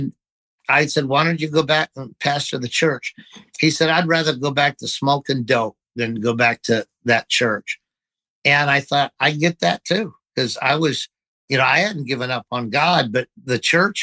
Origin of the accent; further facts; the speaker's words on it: Idaho, United States; moved away; I was a cowboy from Idaho